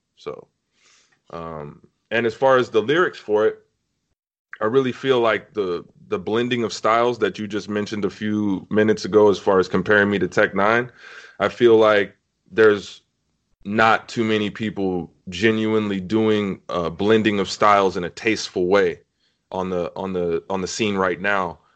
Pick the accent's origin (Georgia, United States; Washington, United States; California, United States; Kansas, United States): California, United States; Compton; I hail from Compton, California